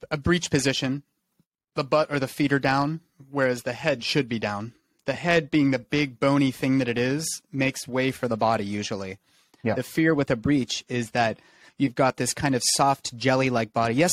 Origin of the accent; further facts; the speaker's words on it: England, United Kingdom; I'm English.